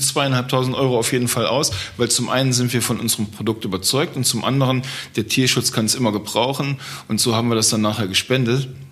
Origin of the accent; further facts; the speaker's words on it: Trier region, Rhineland-Palatinate, Germany; ich komme aus der Region von Trier, der ältesten Stadt Deutschlands